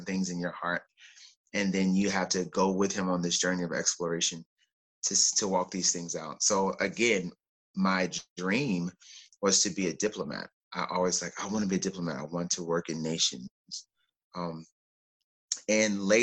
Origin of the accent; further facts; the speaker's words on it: Oklahoma, United States; moved away as an adult; also born or lived in California; I was born in Oklahoma and spent most of my life in Oklahoma and then transitioned to California for graduate school. So I did everything up and through college in Oklahoma